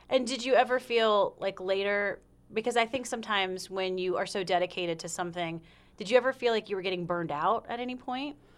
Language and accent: English; South Carolina, United States; moved away; I'm from South Carolina